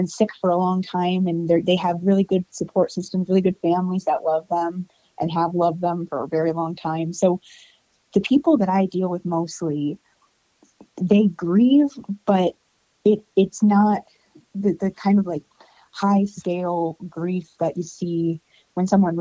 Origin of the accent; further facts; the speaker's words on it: Clio, Michigan, United States; moved away as an adult; also born or lived in Flint, Michigan / Detroit, Michigan; now in Metro Detroit, United States; I was born in Flint, Michigan, which is north of Detroit. And then I grew up in a town even further north than that, like 20 minutes north of Flint. It's called Clio.